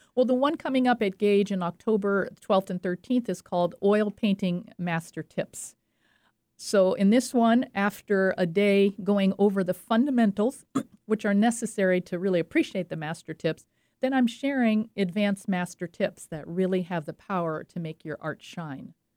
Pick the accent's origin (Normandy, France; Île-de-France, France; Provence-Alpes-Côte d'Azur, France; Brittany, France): Provence-Alpes-Côte d'Azur, France; French Riviera; moved away; I grew up on the French Riviera, and that's what I know and that's what I paint. I loved it. I had a splendid childhood.